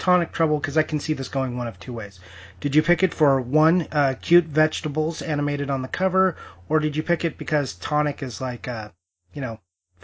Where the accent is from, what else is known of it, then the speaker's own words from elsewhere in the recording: Southern California, United States; I'm from Southern California, so we don't really have seasons.